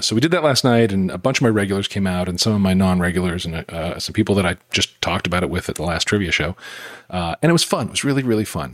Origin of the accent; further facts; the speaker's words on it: Utah, United States; I grew up in Utah